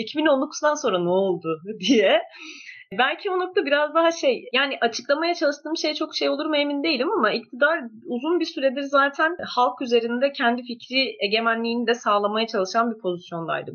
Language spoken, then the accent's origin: Turkish; Bursa, Turkey; moved away; ben aynı zamanda Bursalıyım